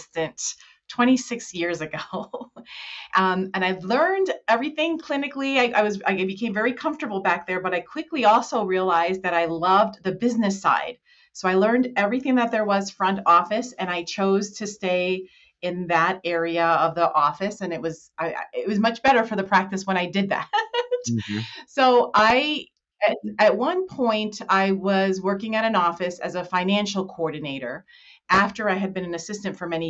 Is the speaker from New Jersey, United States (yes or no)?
yes; New Jersey, United States; moved away as an adult; now in Colorado, United States; I'm originally from New Jersey